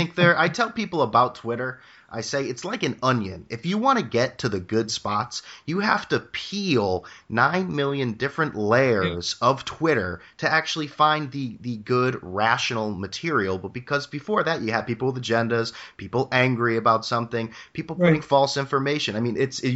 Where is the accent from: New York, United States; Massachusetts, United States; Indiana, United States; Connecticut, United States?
Connecticut, United States; New Haven; from New Haven, and I call and antagonize Mike all